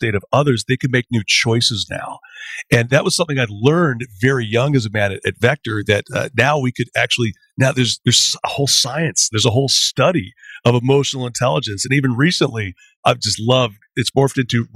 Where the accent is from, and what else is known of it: Canada